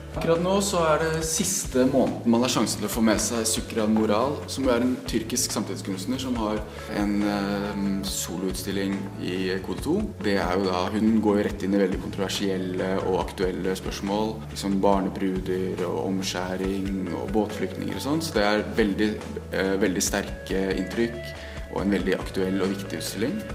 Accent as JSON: {"language": "Norwegian", "region": "Eastern Norway", "country": "Norway", "moved": "yes", "lives_now": "Bergen, Norway", "said": "jeg er jo fra Østlandet"}